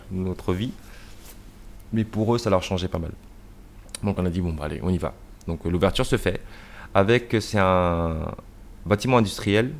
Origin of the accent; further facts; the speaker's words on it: Rennes, Brittany, France; also born or lived in United States; je suis né à Rennes